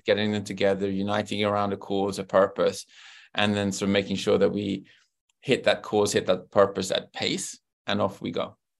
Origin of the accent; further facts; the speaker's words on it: London, United Kingdom; I grew up in Great Britain, and so I was born in London